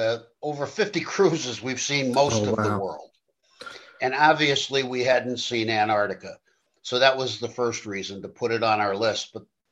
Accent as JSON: {"language": "English", "town": "New York City", "region": "New York", "country": "United States", "tie": "born or raised there", "said": "I grew up in New York City."}